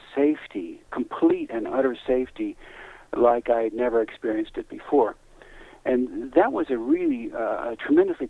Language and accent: English; Western Pennsylvania, United States; moved away; I was a kid from Western Pennsylvania